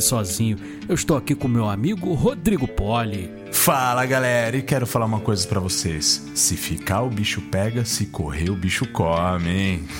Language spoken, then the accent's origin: Portuguese; Rio de Janeiro, Brazil; eu sou o único que sou do Rio.